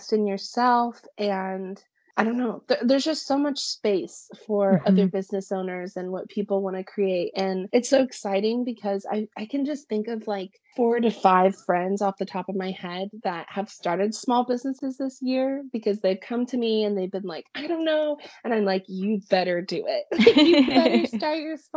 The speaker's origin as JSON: {"language": "English", "town": "Springfield", "region": "Missouri", "country": "United States", "tie": "born or raised there", "said": "my hometown in Springfield"}